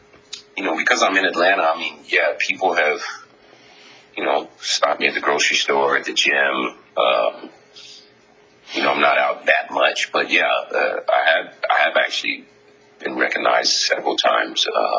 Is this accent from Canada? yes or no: no; Germany; also born or lived in Japan; You know, I grew up in Germany and Japan and all these different places.